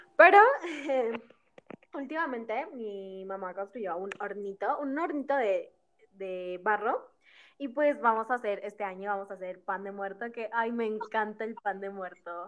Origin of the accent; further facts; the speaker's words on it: Mexico; Ceci y yo somos de México